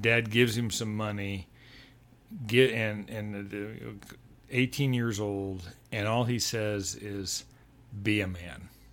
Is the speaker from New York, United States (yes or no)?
no; Denver, Colorado, United States; also born or lived in Texas Panhandle / New Mexico / Sioux Falls, South Dakota / Montana; I grew up in Denver from mm. age eight on